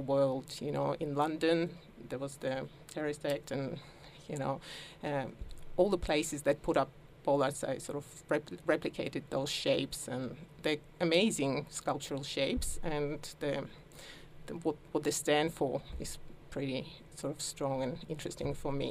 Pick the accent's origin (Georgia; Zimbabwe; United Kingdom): Georgia; now in Melbourne, Australia; as a child I sort of lived through a turbulent time of some war, and Georgia. I come from Georgia